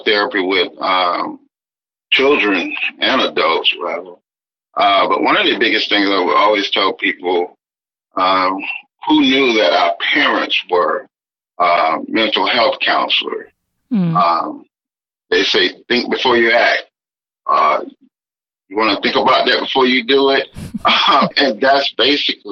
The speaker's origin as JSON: {"language": "English", "area": "right outside Tuskegee", "region": "Alabama", "country": "United States", "tie": "born or raised there", "said": "I grew up in Alabama, right outside Tuskegee, between Montgomery"}